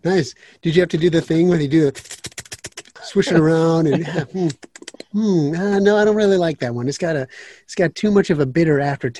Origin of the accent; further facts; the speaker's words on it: Wauwatosa, Wisconsin, United States; We're from suburban Milwaukee, a little place called Wauwatosa.